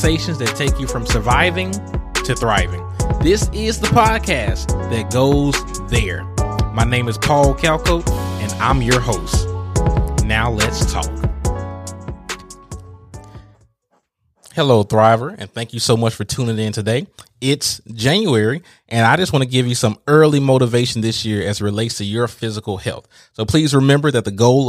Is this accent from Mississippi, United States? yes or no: yes; Vicksburg, Mississippi, United States; my hometown of Vicksburg, Mississippi